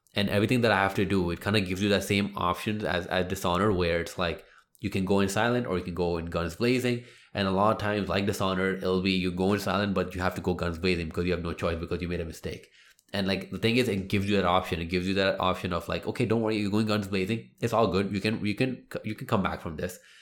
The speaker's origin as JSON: {"language": "English", "country": "India", "said": "me being Indian"}